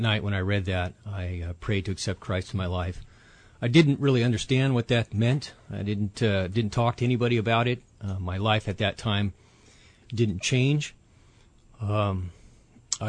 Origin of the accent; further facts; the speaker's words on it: Huntington Beach, California, United States; I grew up in Orange County, California, Southern California, Huntington Beach area